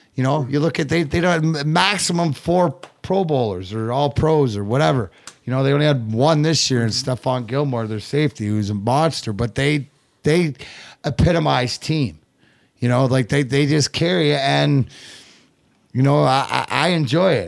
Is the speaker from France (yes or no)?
no; Leamington, Ontario, Canada; also born or lived in Burnaby, British Columbia; I was born, uh, Burnaby, British Columbia. Even though I grew up in Leamington